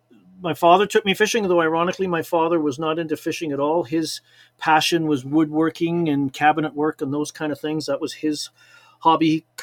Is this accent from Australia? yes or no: no; Liverpool, North West England, United Kingdom; born there; moved away; we went fishing at a local lake in a place called Sefton Park, because I was born in Liverpool, England.